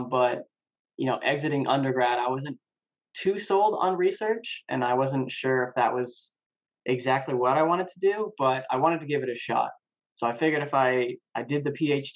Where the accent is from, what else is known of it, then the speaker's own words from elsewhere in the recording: New Mexico, United States; moved away as an adult; now in Raleigh, United States; I'm from New Mexico, born and raised